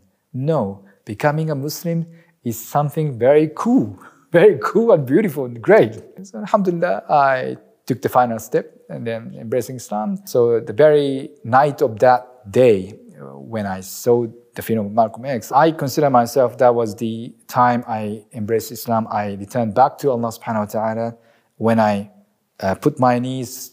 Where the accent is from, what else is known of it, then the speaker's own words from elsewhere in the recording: Aichi, Japan; moved away as an adult; also born or lived in Melbourne, Australia; now in Chiba, Japan; I'm from Japan, originally from Aichi, which is the middle of Japan, and currently living in Chiba next to Tokyo